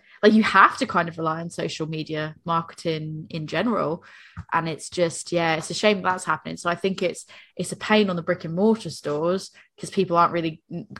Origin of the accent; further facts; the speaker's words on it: Northeastern United States, United States; moved away; I speak as an American, I speak as like a Northeastern American